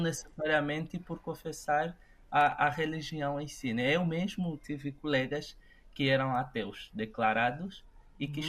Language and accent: Portuguese; Lubango, Huíla, Angola; also born or lived in Huambo, Angola; eu nasci no Ambo, em plena guerra civil, na, eh, na década de 90.